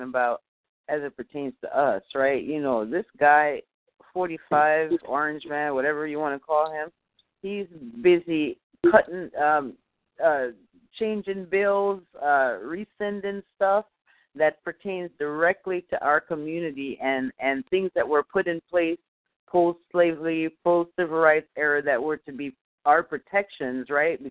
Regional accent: Jamaica; now in United States; I'm from Jamaica

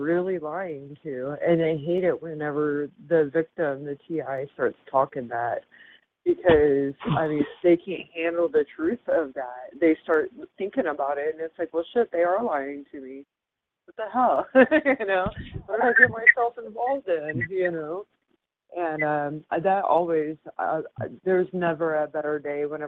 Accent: Lake of the Ozarks, Missouri, United States; moved away; also born or lived in Florida; I grew up in Lake of the Ozarks, Missouri, as a teenager

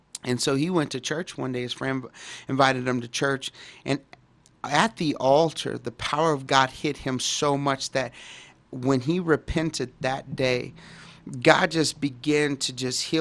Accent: Dallas, Texas, United States; I grew up in Dallas, Texas, and in a pretty, you know, bad neighborhood at the time, and it was Oak Cliff

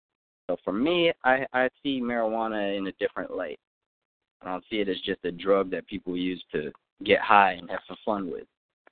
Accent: California, United States; now in Philadelphia, United States; So, I'm coming from Cali, out here in Philly now.

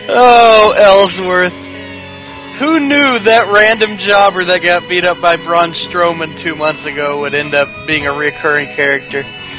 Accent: Glasgow, Scotland, United Kingdom; We're from Glasgow, Scotland.

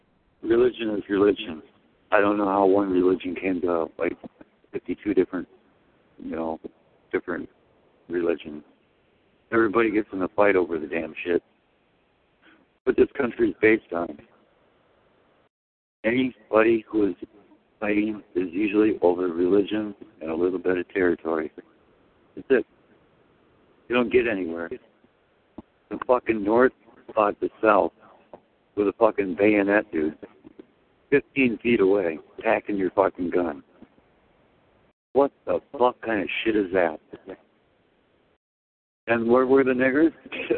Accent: Poland; I came from fucking Poland, dude. Poland.

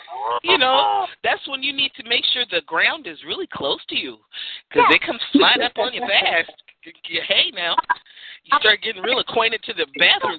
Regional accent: San Francisco, California, United States; But I grew up in the Haight-Ashbury, so everybody else was.

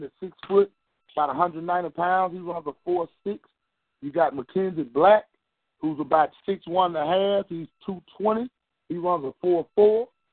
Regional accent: the South, United States; I'm from the South

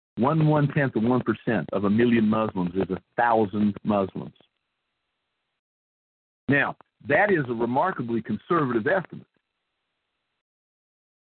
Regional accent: southern West Virginia, United States; born or raised there; moved away as an adult

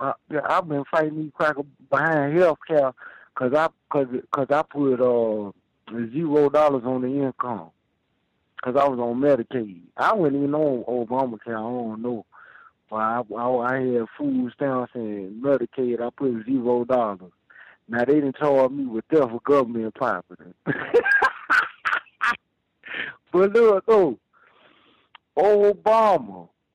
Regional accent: Houston, Texas, United States; now in North Dakota, United States; Man, I'm in North Dakota, but I'm from Houston, Texas, man.

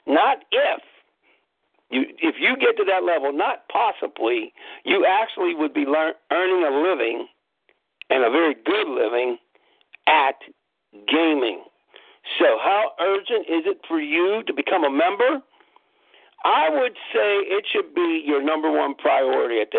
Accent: Pittsburgh, Pennsylvania, United States; I'm from Pittsburgh, PA

